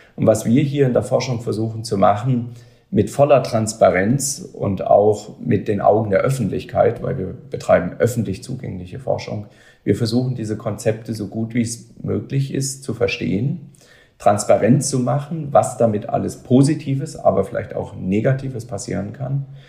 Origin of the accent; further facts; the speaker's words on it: Germany; wir als Deutsche, wir als Europäer